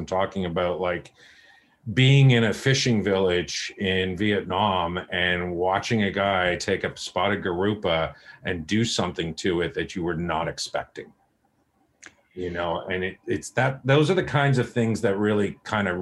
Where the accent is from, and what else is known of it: Oakville, Ontario, Canada; moved away as an adult; also born or lived in Hong Kong / Bali